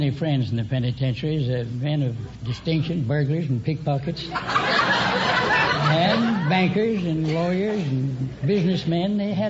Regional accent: Virginia, United States; I was born in Virginia.

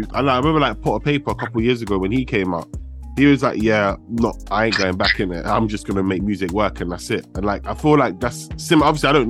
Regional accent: London, United Kingdom; I'm from West, innit?

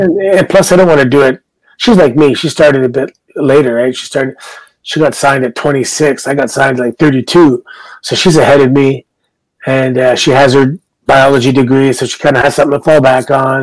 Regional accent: Canada; I'm Canadian

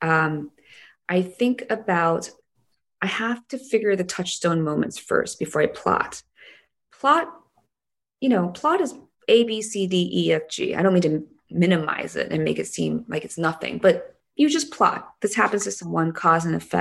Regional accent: South Korea; moved away; shoot half this show in my hometown

